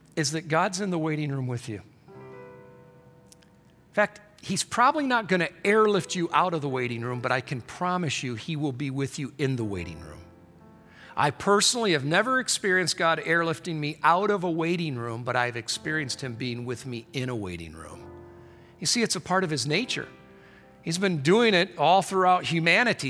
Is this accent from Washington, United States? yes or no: no; Michigan, United States; I grew up in Michigan